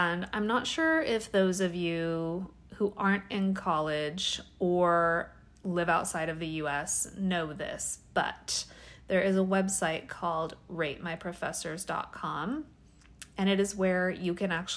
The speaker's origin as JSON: {"language": "English", "region": "Washington", "country": "United States", "moved": "yes", "lives_now": "California, United States", "said": "I'm from Washington. Washington"}